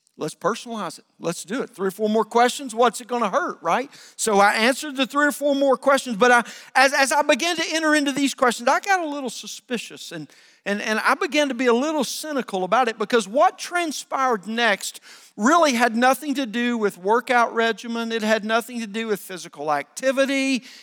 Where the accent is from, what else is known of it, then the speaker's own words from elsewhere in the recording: the South, United States; I grew up in the South